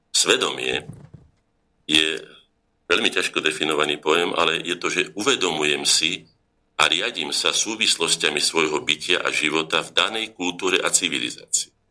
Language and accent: Slovak; Slovakia; Ja som sa ako Slovak narodil